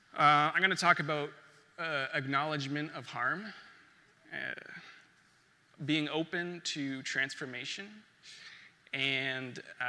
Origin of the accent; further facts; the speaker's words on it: Niagara region, Ontario, Canada; for those of you who don't know me. I was born in the Niagara region to … The Niagara region is the traditional territory of the Neutral and Anishinaabe.